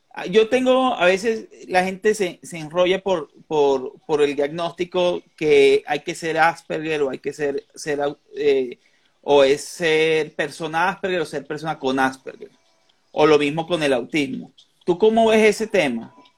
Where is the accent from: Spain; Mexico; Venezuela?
Venezuela; now in Colombia; yo soy colombo venezolano, yo nací en Venezuela y vivo aquí